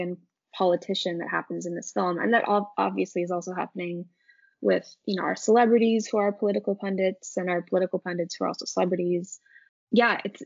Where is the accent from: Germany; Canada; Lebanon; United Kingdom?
Canada; also born or lived in Ontario; as a Canadian